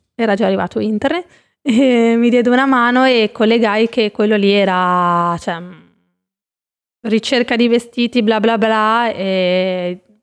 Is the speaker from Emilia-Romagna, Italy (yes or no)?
yes; Savignano sul Rubicone, Emilia-Romagna, Italy; moved away as an adult; now in Milan, Italy; a Rimini, Savignano, il mio paesino di origine